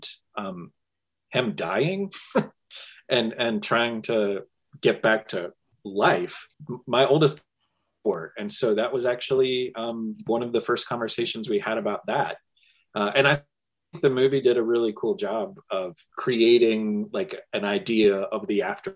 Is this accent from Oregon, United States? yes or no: no; Louisville, Kentucky, United States; So I grew up in Louisville, Kentucky. I'm born and raised here